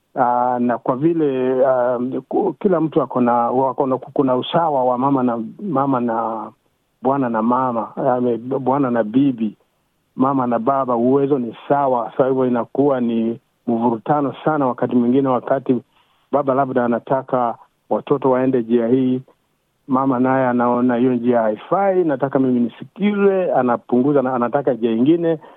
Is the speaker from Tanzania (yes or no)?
no; Kenya; moved away; mimi ni Mkenya